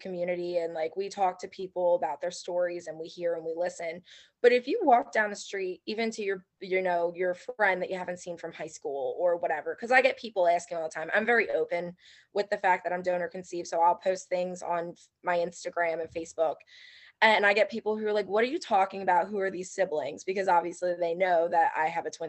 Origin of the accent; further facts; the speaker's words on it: Philadelphia, Pennsylvania, United States; I'm from Philadelphia